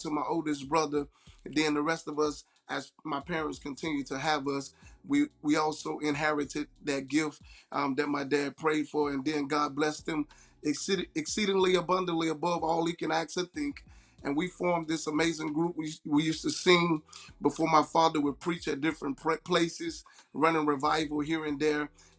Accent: Hammond, Louisiana, United States; I'm from Hammond, Louisiana, man. I'm number 5 of 10 children.

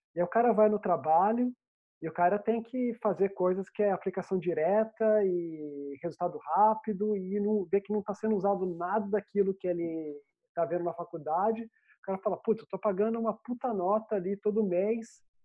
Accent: Pindamonhangaba, São Paulo, Brazil; moved away as an adult; now in England; eu sou do, do Vale do Paraíba, né, no Brasil. Então, eu cresci em, na minha saudosa Pindamonhangaba

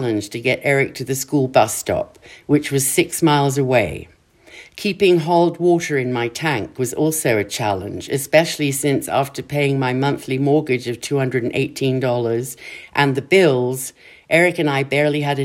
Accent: Kenya; moved away; growing up in Kenya was like growing up in paradise

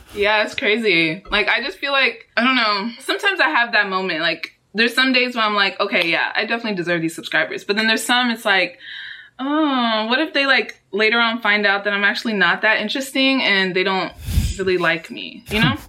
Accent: Houston, Texas, United States; also born or lived in Dallas, Texas; I was born in Dallas, Texas, and all right, raised in Houston, and that's where I still am

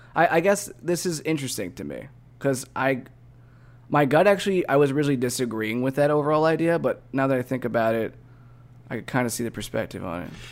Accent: Midwest, United States; we're both from the Midwest

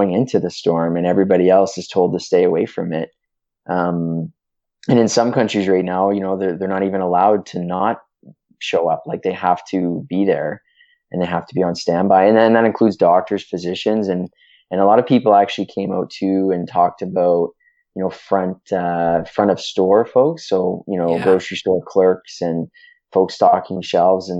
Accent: Oxford, Nova Scotia, Canada; moved away as an adult; also born or lived in Antigonish / Edmonton; now in Ottawa, Canada; growing up there, grew up in the country, grew up in a with a family around me and a good support system

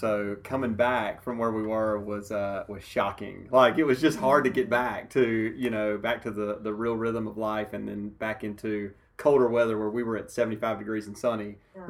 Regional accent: Jackson, Mississippi, United States; moved away as an adult; now in Oxford, United States; I grew up in Jackson.

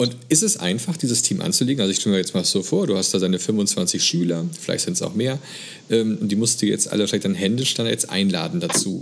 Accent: Germany; hier bei uns in Deutschland

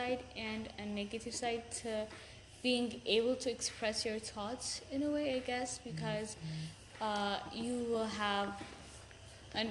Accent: Ethiopia; moved away as an adult; now in United States; I'm an international student from Ethiopia here in Randolph College

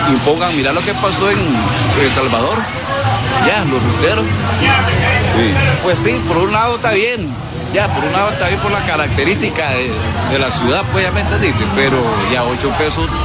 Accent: Managua, Nicaragua; Mira, yo ahorita que estoy aquí porque soy de Managua, pero pues he estado pagando cinco pesos ya

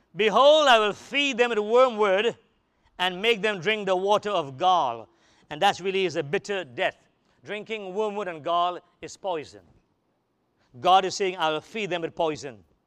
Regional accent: United States; I'm an American

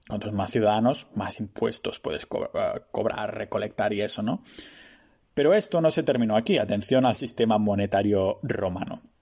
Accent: Spain; mi pueblo, Chocatán

